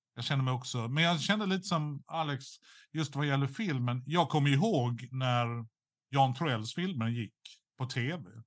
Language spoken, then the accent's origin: Swedish; Skåne, Sweden; som skåning